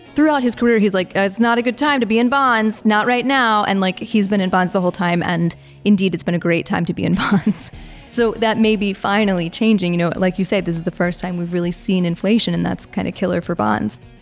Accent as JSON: {"language": "English", "region": "Virginia", "country": "United States", "said": "I'm from Virginia."}